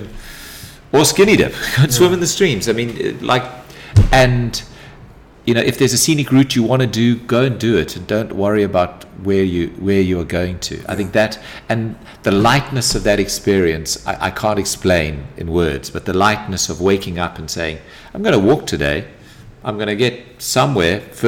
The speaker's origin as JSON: {"language": "English", "town": "Durban", "region": "KwaZulu-Natal", "country": "South Africa", "tie": "born or raised there", "said": "I grew up in Durban"}